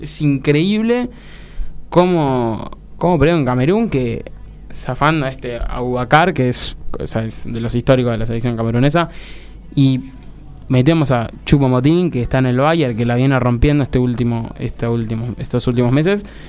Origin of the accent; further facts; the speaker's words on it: Argentina; Como argentino, como argentino